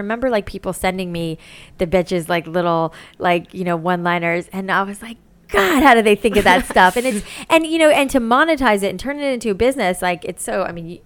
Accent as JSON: {"language": "English", "town": "Boca Raton", "region": "Florida", "country": "United States", "tie": "born or raised there", "also_born_or_lived": "New York", "moved": "yes", "said": "I had gone to beauty school in Boca, where I grew up in Florida"}